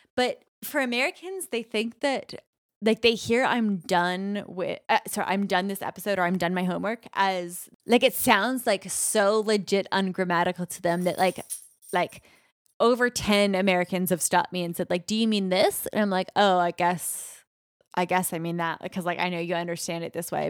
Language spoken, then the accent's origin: English; Canada; we're both Canadian